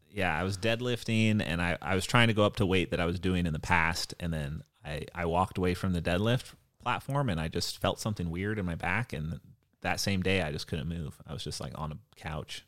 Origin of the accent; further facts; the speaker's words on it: Hawaii, United States; moved away; also born or lived in Point Loma, San Diego; I grew up in Hawaii and we had tsunami alarms every month.